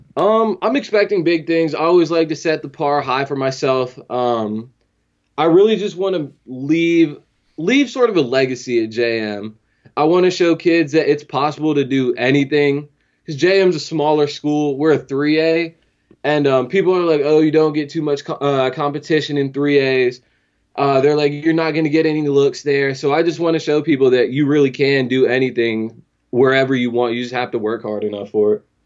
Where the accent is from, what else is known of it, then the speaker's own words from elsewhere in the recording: Fredericksburg, Virginia, United States; born and raised in Fredericksburg